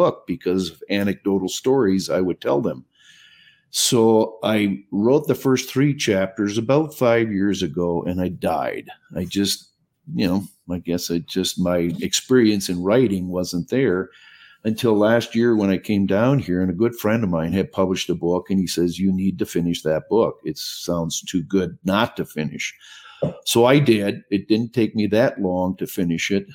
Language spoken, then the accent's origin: English; Minnesota, United States; also born or lived in Costa Rica; I was born and raised in Minnesota